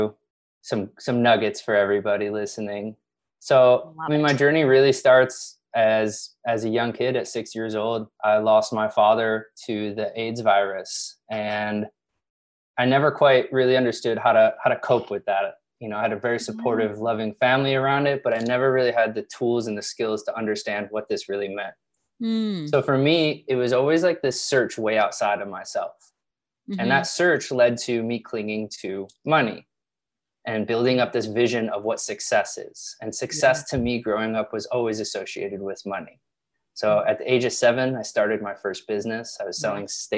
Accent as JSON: {"language": "English", "town": "Chicago", "region": "Illinois", "country": "United States", "also_born_or_lived": "Los Angeles", "moved": "as an adult", "said": "I'm from the Midwest, Chicago"}